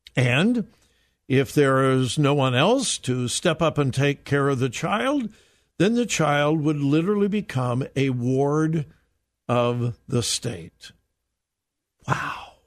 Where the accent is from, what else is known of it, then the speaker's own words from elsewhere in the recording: Southern California, United States; moved away; I am from California, born and raised in Southern California. That's my home state